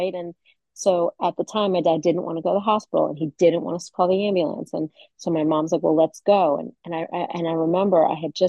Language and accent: English; Valley Stream, New York, United States; moved away; I grew up in Valley Stream, which is on Long Island, right outside of New York City